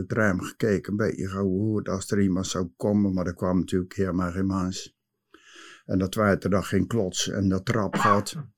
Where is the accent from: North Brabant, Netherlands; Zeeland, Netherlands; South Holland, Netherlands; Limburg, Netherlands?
South Holland, Netherlands; Nieuwe-Tonge; geboren in Nieuwe Tongen in de Groene Wacht in 1945